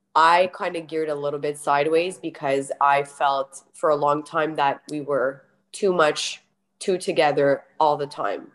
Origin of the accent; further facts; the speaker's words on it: Montreal, Quebec, Canada; from Montreal, wherever you find yourself already being a Canadian